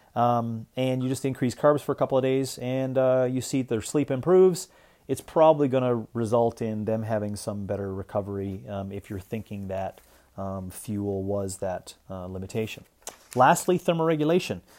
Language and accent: English; Canada; now in Arizona, United States; being a Canadian